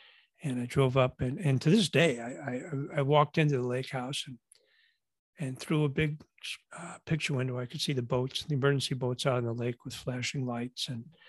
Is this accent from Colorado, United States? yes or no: no; Buffalo, New York, United States; And I'm from Buffalo, as you can tell with this jerseys behind me, you know, go Bills, by the way.